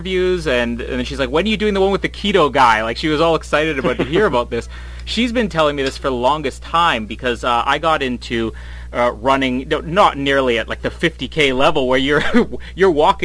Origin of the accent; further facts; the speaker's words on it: Winnipeg, Manitoba, Canada; coming from Winnipeg